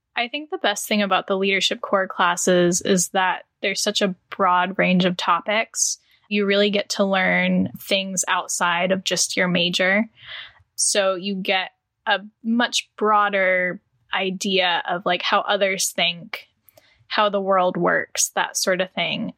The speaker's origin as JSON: {"language": "English", "town": "Charlotte", "region": "North Carolina", "country": "United States", "said": "I'm from Charlotte, North Carolina"}